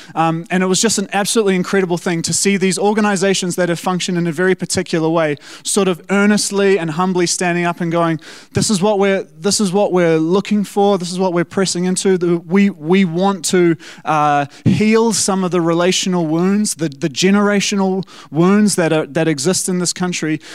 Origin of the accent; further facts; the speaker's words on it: South Africa; now in New Zealand; as a South African